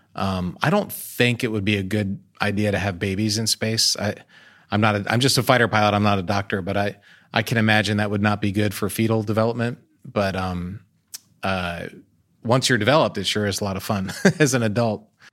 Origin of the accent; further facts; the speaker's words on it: United States; I'm American, so I'm proud of American things